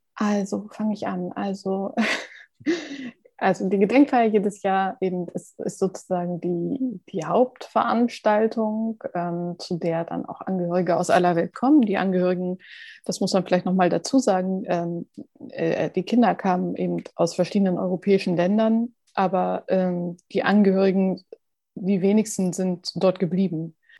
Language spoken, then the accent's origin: German; Hamburg, Germany; als Hamburger